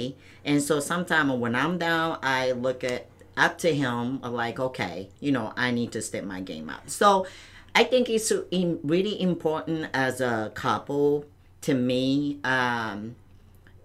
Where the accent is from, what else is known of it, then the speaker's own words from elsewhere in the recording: Towada, Aomori, Japan; also born or lived in Misawa, Japan; now in United States; I'm from Aomori, state name is Aomori, and the city name is Towada City.